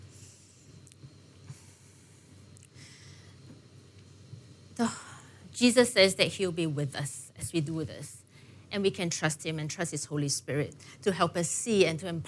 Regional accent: Singapore; growing up in Singapore, you know, I grew up, I guess, pretty comfortable

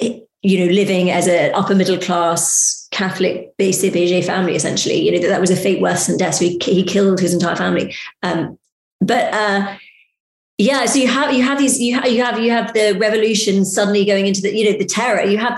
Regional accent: France; I mean, I spent a lot of time growing up in France

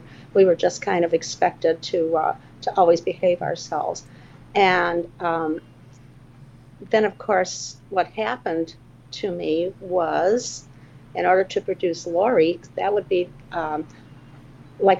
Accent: Chicago, Illinois, United States; I was born in 1944 in Chicago

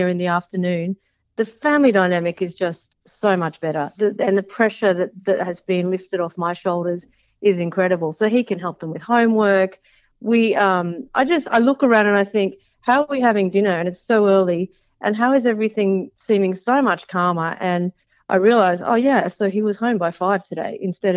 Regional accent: Sydney, New South Wales, Australia; I grew up in Sydney when I was a younger person

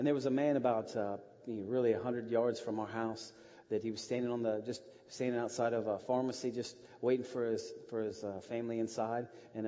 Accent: Westerville, Ohio, United States; now in Russia; I grew up here in Westerville. I really did. I went to Westerville South High School and then on to Otterbein, really far away. But I've been in Russia for 13 years now, since 97 mostly.

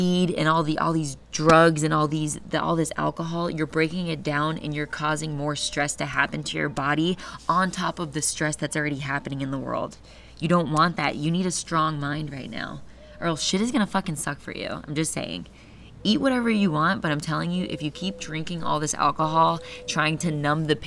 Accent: Florida, United States; I'm from Florida

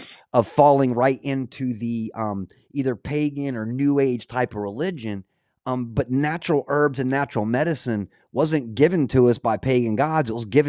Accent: Scotland, United Kingdom; Being Scottish, I studied a lot of the old lore, polytheistic, monorealistic religions.

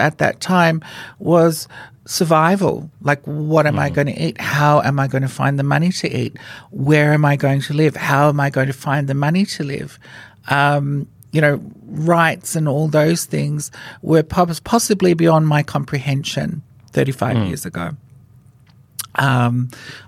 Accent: Fiji; moved away as an adult; now in Australia; I was born in Fiji, and I was the first transgender woman in Fiji to be legally given a female name by the Fijian government

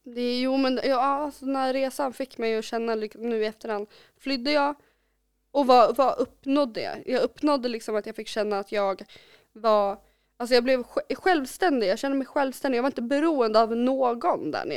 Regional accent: Kolbäck, Västmanland, Sweden; jag är uppvuxen i Kolbäck

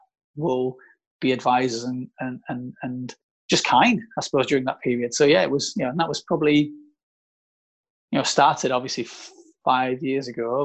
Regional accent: South Africa; moved away; we're both from South Africa. Like, pretty much all my family are from South Africa

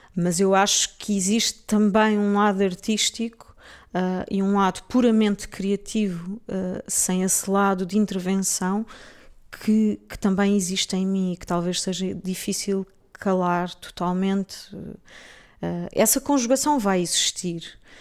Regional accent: Portugal; moved away as an adult; also born or lived in England; sendo portuguesa e tendo vivido lá

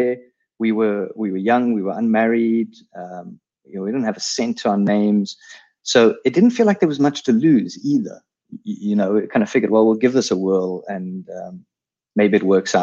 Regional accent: South Africa; accent: South African; all with South African accents. We spoke Afrikaans, all of us.

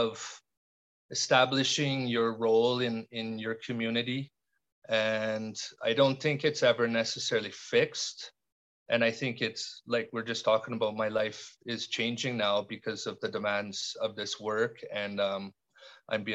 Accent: Canada; moved away as an adult; now in Nepal; I came from Canada, and even after 19 years I still have a funny accent when I speak Nepali

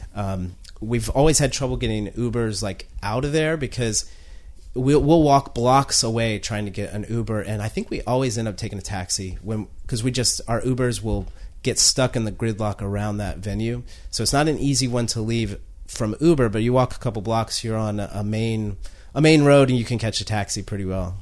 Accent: North Carolina, United States; now in Washington, D.C., United States; I'm from North Carolina

